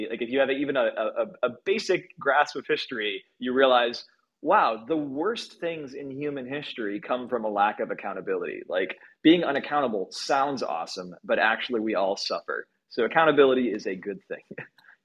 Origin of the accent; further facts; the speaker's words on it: Midwest, United States; now in Bay Area, United States; I come from the Midwest